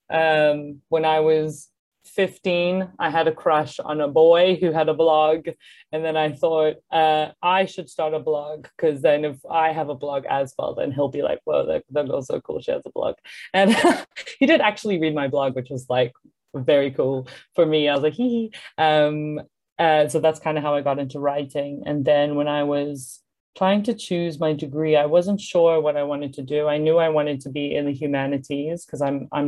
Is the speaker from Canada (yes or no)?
no; South Africa; also born or lived in Singapore / United States; now in Hong Kong; I am from South Africa, but like most of my family is British. So I guess I'm like a British South African. Um, I moved to South Africa when I was 10. Um, I lived in America before that, and I was born in Singapore.